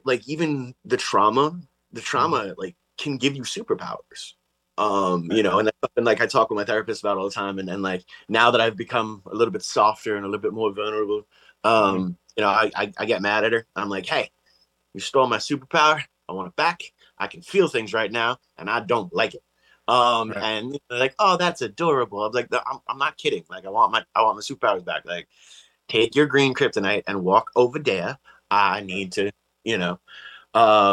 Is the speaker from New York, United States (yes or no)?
yes; Long Island, New York, United States; growing up on Long Island